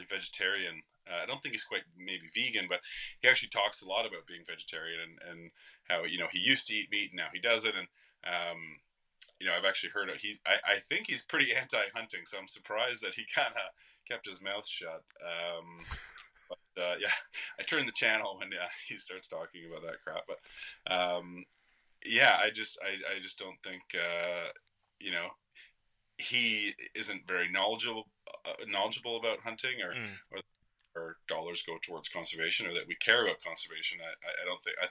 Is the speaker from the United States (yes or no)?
no; Canada; as Canadians